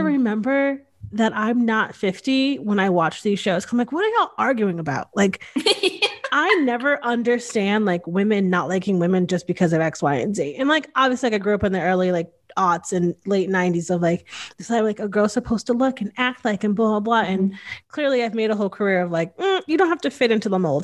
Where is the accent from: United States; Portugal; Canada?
United States; Northeast; I grew up in the Northeast